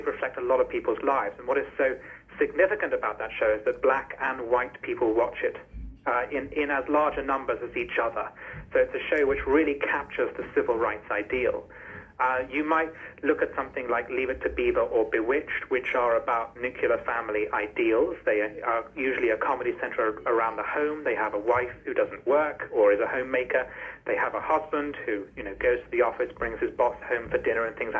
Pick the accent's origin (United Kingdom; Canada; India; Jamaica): United Kingdom; as a British person